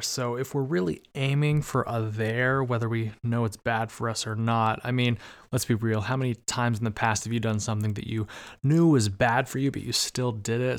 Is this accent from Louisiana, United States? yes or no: no; Arizona, United States; moved away; also born or lived in Bay Area, California; I'm actually from Arizona, by the way, and that's hot as hell